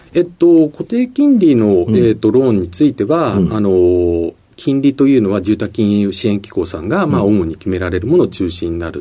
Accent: Chiba, Japan; also born or lived in Tokyo; 東京の生まれにはなるんですけれども、父が診療所やってまして、小学校の時にあの千 葉に引っ越しましたんで、はい、生育地っていうふうになると、まあ、千葉県かなというふうに思います

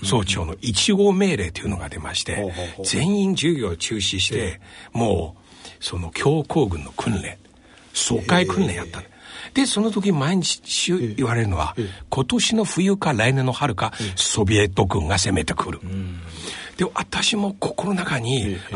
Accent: Shanghai, China; 私上海出身で

